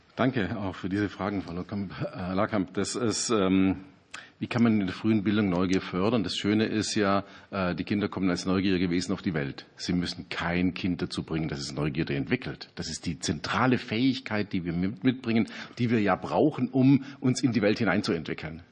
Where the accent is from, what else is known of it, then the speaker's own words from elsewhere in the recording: Ostalb, Baden-Württemberg, Germany; auf der Ostalb, wo ich herkomme